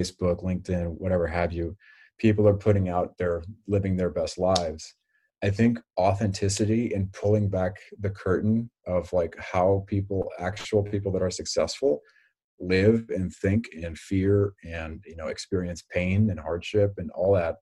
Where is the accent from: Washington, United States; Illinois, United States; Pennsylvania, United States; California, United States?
California, United States; Redwood City; I was born and raised in Redwood City, which is just kind of tucked a little bit south of San Francisco